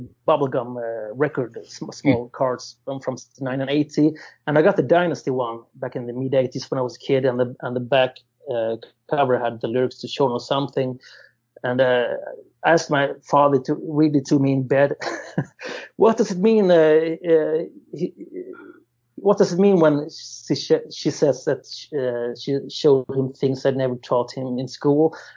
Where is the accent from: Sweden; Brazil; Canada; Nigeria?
Sweden; I'm from Sweden